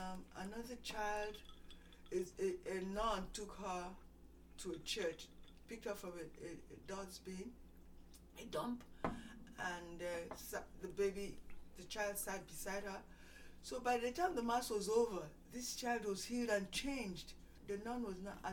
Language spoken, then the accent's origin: English; Nigeria; moved away as an adult; I went to school in Nigeria, elementary, high school, and then came over here for college